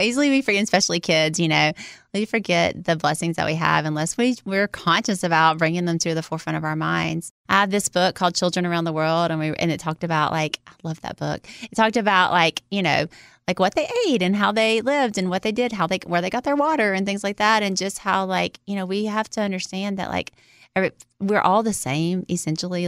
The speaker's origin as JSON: {"language": "English", "region": "Louisiana", "country": "United States", "tie": "born or raised there", "said": "I was born in Louisiana, in America"}